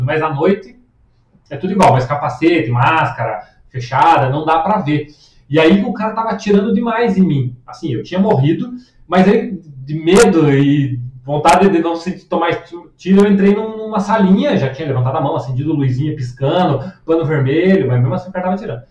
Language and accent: Portuguese; Curitiba, Paraná, Brazil; eu sou curitibano